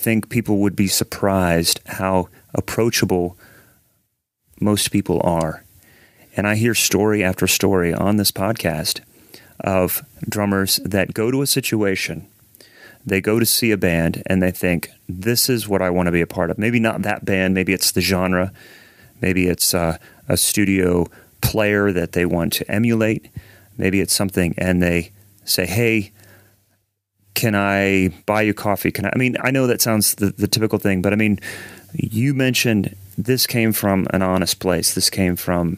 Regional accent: Central Ohio, United States; we're both from Central Ohio

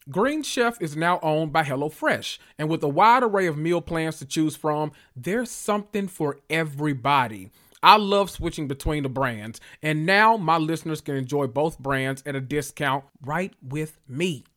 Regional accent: the South, United States; I'm from the South

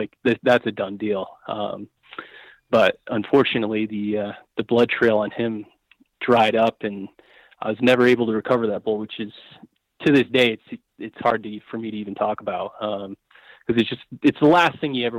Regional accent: Colorado, United States; kind of the unit I grew up hunting in Colorado here and cutting my teeth on it.

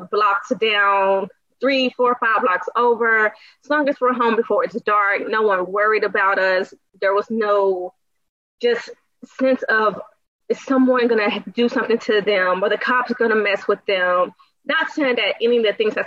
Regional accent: DeSoto, Texas, United States; I grew up in DeSoto, which is the suburbs right outside of Dallas. Was there pretty much my whole life from like the age of maybe 5 or 6 until I went off to college

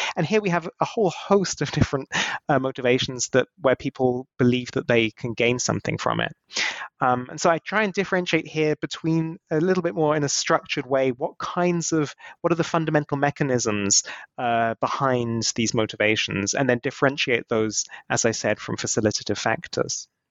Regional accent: United Kingdom; now in Germany; I was born in the UK

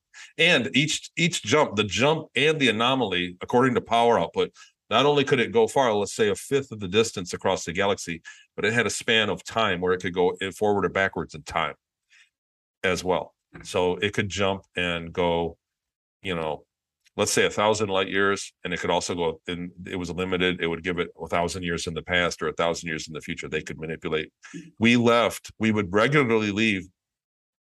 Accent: Michigan, United States; since I was born, I lived in Michigan. I grew up in Michigan

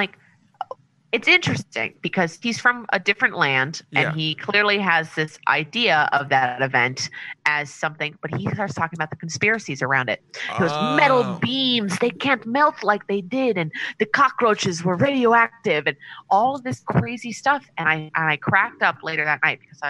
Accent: New York, United States; New York

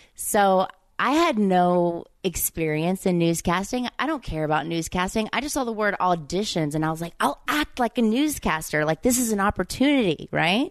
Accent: Mississippi, United States; accent: Southern; moved away as an adult; growing up there

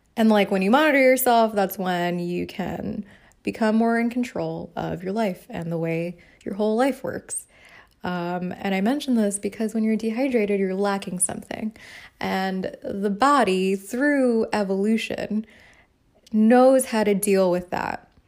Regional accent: New York City, New York, United States; I'm from the Bronx

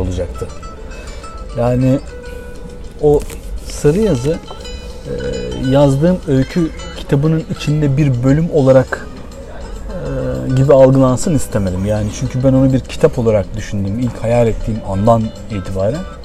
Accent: Bandırma, Balıkesir, Turkey; Ama bir yandan da burası benim memleketim. Burası dediğim Bandırma'dan bahsediyorum tabii.

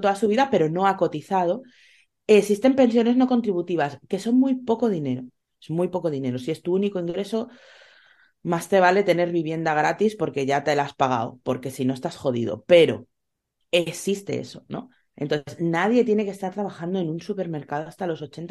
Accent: Spain; mi país

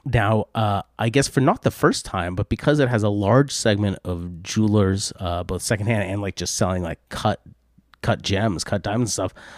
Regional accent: United States; being an American, um, auction house specialist

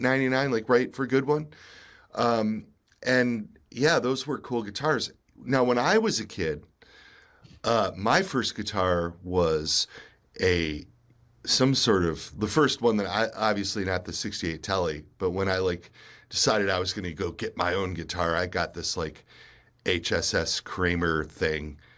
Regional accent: United States; being a, a child of the eighties, you know, um, and, and, and being an American in the nineteen seventies and nineteen eighties

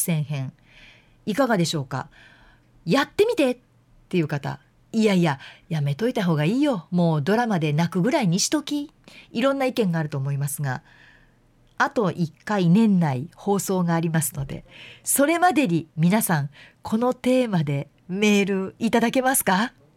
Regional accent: Yamanashi, Japan; moved away; 山梨って私の実家

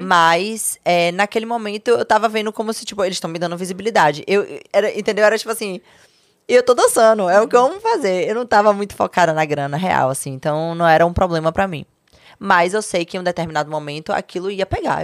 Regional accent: Salvador, Bahia, Brazil; moved away as an adult; also born or lived in São Paulo; Minha mãe adoeceu, voltei para Salvador

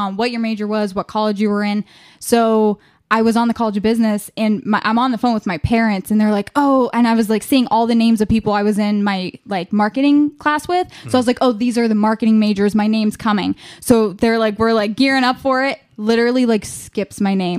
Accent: Ashtabula County, Ohio, United States; I am from Ashtabula County

